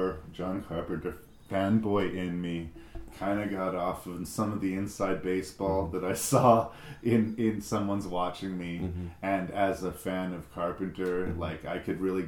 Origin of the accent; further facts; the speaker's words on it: Canada; I'm from Canada.